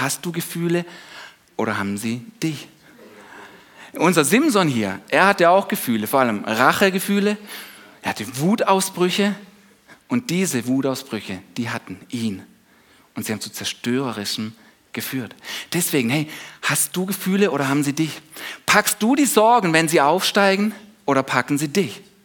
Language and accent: German; Germany; wir als Deutsche